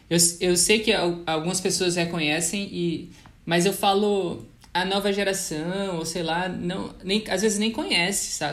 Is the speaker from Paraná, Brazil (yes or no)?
no; Natal, Rio Grande do Norte, Brazil; como eu sou de Natal e nos anos 90, por exemplo, é, eu sei a dificuldade que era